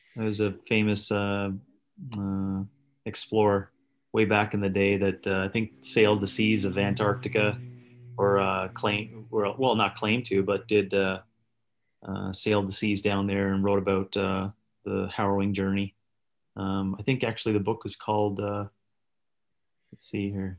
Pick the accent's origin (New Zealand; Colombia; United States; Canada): Canada; Northern Canada; I was born in the Northern Canada, an isolated community